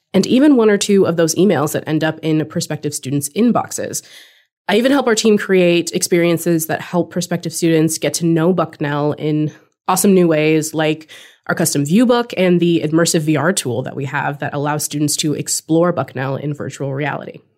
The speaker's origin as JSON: {"language": "English", "region": "California", "country": "United States", "tie": "born or raised there", "also_born_or_lived": "Washington", "moved": "as an adult", "said": "I was born and raised in California"}